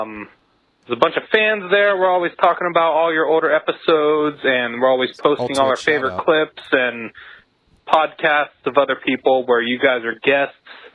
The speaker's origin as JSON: {"language": "English", "town": "St. Petersburg", "region": "Florida", "country": "United States", "said": "St. Petersburg, Florida. I fucking hate it here. It's hot."}